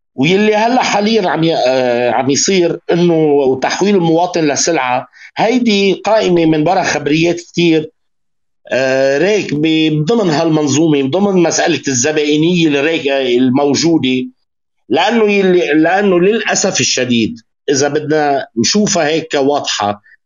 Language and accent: Arabic; Lebanon; عندنا بلبنان